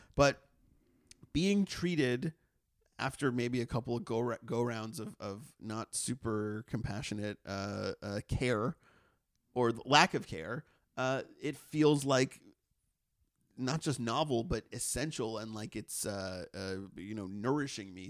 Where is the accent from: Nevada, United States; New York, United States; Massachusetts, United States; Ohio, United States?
Massachusetts, United States; moved away; where I grew up in Massachusetts